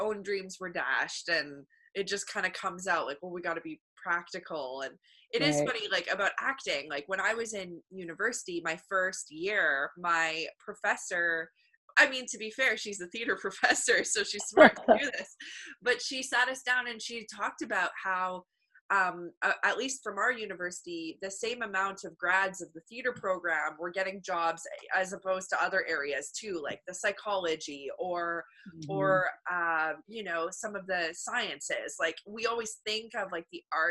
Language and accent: English; Canada; I know I'm Canadian